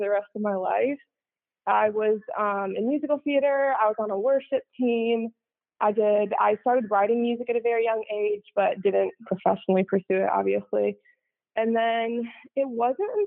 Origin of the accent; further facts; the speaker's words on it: Chicago, Illinois, United States; I grew up in the suburbs of Chicago